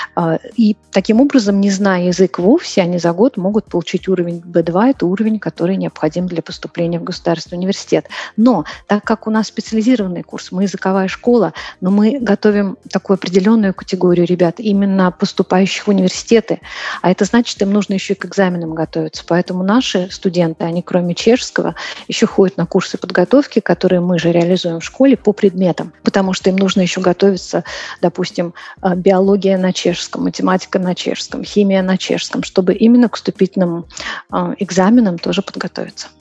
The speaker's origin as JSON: {"language": "Russian", "region": "Moscow", "country": "Russia", "moved": "as an adult", "lives_now": "Prague, Czech Republic", "said": "Я живу сейчас в Праге, переехала из Москвы. Я москвичка"}